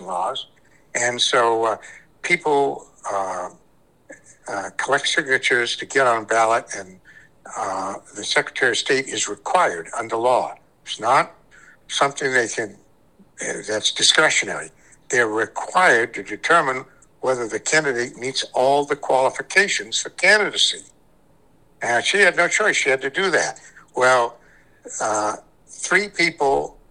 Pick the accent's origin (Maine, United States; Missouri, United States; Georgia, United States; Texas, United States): Maine, United States; Cape Elizabeth; born or raised there; also born or lived in New Haven, Connecticut